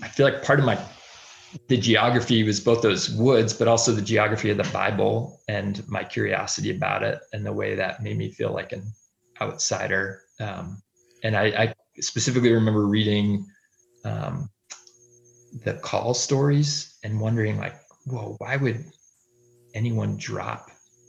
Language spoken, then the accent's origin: English; Durham, New Hampshire, United States; I grew up in Durham, New Hampshire